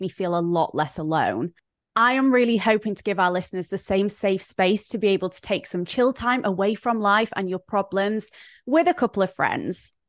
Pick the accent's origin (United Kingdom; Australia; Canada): United Kingdom; Brighton, South East England; an influencer from Brighton, England